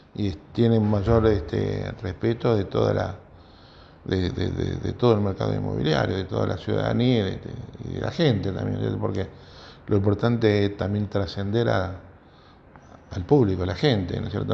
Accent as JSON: {"language": "Spanish", "town": "Rosario", "region": "Santa Fe", "country": "Argentina", "said": "Yo soy de Nuevo Alberdi, un barrio"}